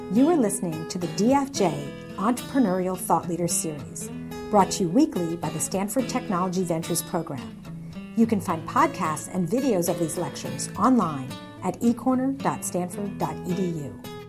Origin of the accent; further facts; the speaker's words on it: Canada; moved away as an adult; now in Silicon Valley, United States; I grew up in Canada, uh, went to school in Canada